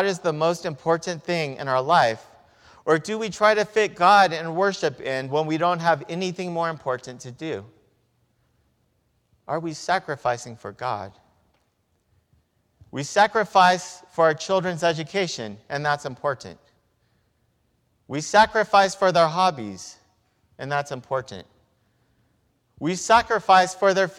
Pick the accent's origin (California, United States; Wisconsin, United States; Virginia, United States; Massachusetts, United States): California, United States; Victorville; When I was growing up in Victorville